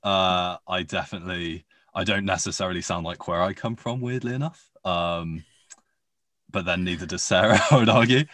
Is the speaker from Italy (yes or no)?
no; United Kingdom; accent: posh; B B C Radio Four in the U K was what I grew up listening to, and it's really where I got my accent from